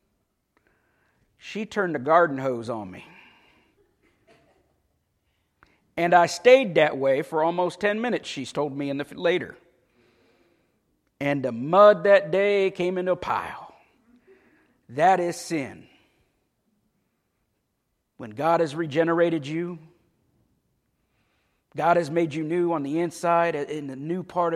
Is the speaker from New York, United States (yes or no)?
no; Paisley, Florida, United States; I grew up in Paisley